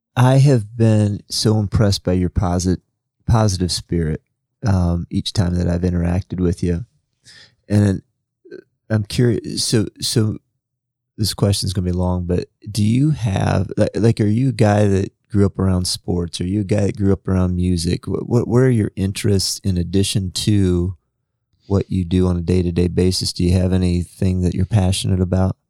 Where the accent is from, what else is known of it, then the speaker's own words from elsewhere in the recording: Illinois, United States; now in Indiana, United States; growing up in Illinois, so we had the community college sy-, system, and we had one in my hometown